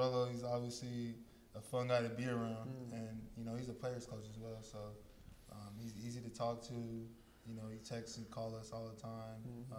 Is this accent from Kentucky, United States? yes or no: no; San Diego, California, United States; I'm from San Diego.